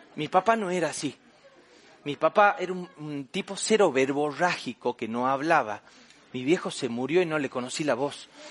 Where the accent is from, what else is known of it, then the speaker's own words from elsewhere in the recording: Famaillá, Tucumán, Argentina; also born or lived in Buenos Aires; en mi pueblo, allá en Famayá, Tucumán, Argentina, yo soy del interior